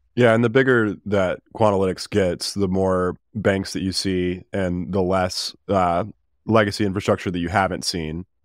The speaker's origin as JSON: {"language": "English", "town": "Birmingham", "region": "Alabama", "country": "United States", "said": "I'm from Birmingham"}